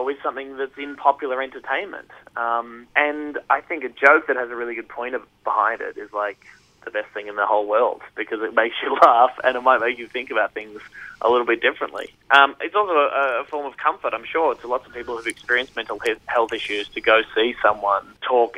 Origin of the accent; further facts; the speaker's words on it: Warrnambool, Victoria, Australia; a friend of mine who I grew up with in Warrnambool